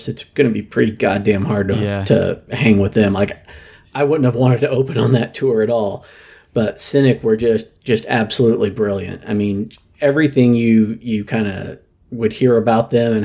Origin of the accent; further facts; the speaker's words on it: Springfield, Missouri, United States; I'm from Springfield, Missouri